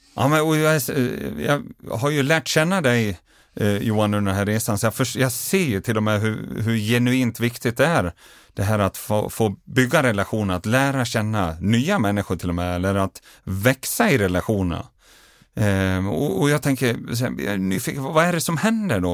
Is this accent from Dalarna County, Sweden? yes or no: yes; Dalarna County, Sweden; Hemma i Dalarna